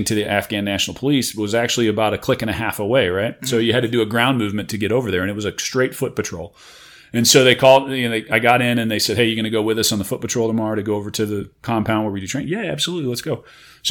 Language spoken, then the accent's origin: English; Warrenton, Missouri, United States; also born or lived in St. Charles, Missouri; I was born there, but I actually was raised in Warrenton, Missouri